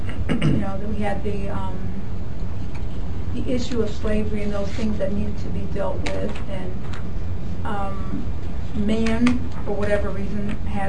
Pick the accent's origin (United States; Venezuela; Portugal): United States; Chicago, Illinois; I'm from Chicago.